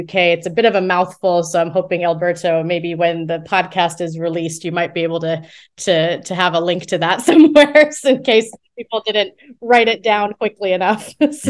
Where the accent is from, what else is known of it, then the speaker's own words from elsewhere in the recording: United States; moved away as an adult; also born or lived in Morocco / Thailand / Cambodia; now in United Kingdom; I'm originally from the United States, um, and you know did my did my early education there and my bachelor's degree there